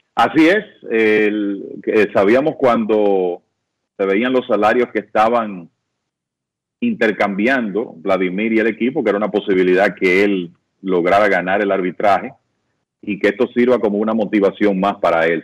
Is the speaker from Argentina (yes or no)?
no; Dominican Republic; como dominicanos